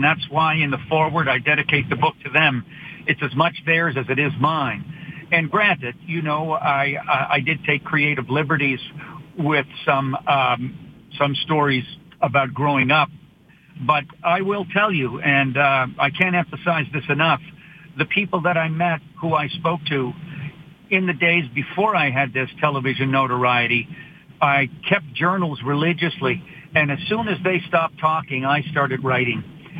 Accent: Canada; as a Canadian comedian

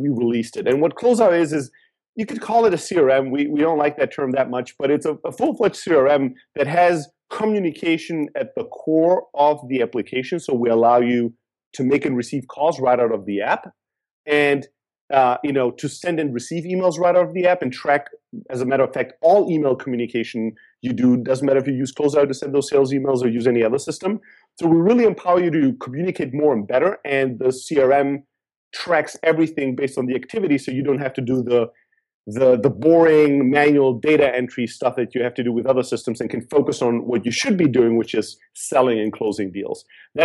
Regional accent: Germany; moved away as an adult; also born or lived in Greece; now in San Francisco, United States; I'm from Greece. I grew up in Germany

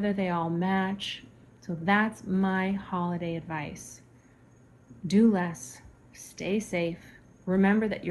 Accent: Alaska, United States; As a child growing up in Alaska

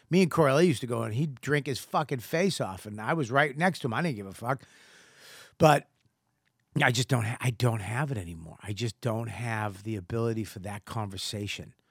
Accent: Boston, Massachusetts, United States; from childhood and growing up in Boston

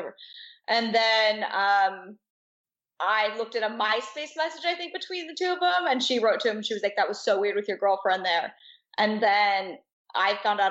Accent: Astoria, Oregon, United States; now in Los Angeles, United States; Astoria, Oregon

